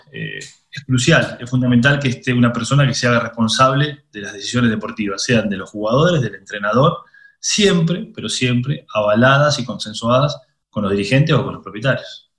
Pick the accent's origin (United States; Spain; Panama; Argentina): Argentina; moved away as an adult; also born or lived in Italy; yo crecí eh, futbolísticamente en Argentina, pero mentalmente maduré en Italia hice 15 años de Italia.